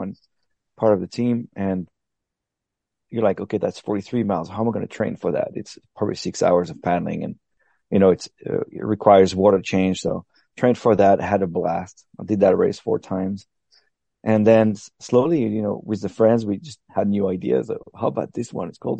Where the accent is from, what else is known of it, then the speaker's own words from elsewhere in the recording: France; English is a second language; moved away as an adult; also born or lived in Arkansas / Oxford, England / Madrid, Spain / Paris; I'm French. I was born in France until maybe my 18th years, I never moved from my little town